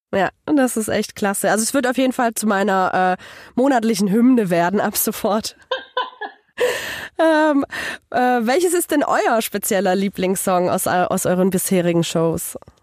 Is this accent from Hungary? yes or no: yes; Hungary; moved away; ich komme ja ursprünglich aus Ungarn